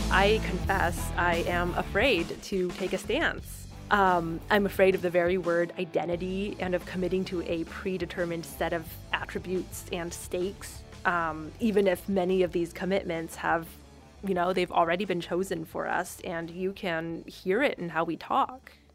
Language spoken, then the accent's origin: English; San Gabriel Valley, Southern California, United States; accent: Asian American English; I was 17, a crew member at a McDonald's in Southern California. Yep, the San Gabriel Valley, a 626